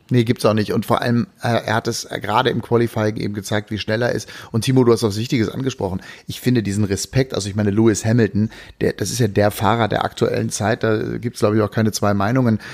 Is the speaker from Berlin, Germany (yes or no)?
yes; Berlin, Germany; meine Heimatstadt